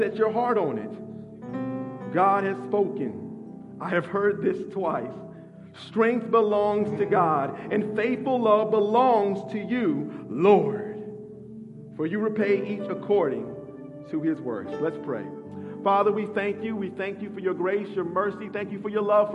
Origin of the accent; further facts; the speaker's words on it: Midwest, United States; also born or lived in West End, Atlanta; now in Atlanta, United States; as a Midwesterner